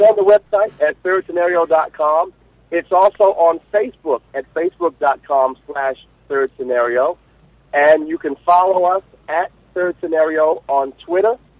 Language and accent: English; Baltimore, Maryland, United States; now in Los Angeles, United States; I'm from the East Coast. I'm originally from Baltimore